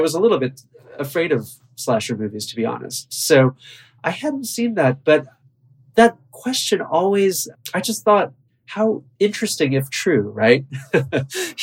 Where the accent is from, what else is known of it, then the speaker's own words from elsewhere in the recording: Buffalo, New York, United States; now in New York, United States; I've been in New York for a long time, but I was born and raised in Buffalo.